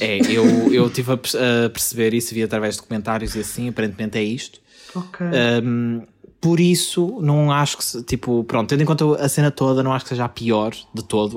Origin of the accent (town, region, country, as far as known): Portugal